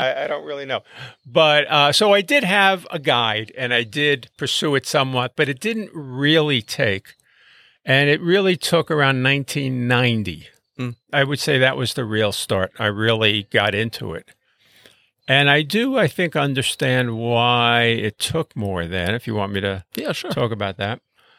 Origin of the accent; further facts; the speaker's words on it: Brooklyn, New York, United States; I grew up in Brooklyn, New York, in a working-class neighborhood in a small apartment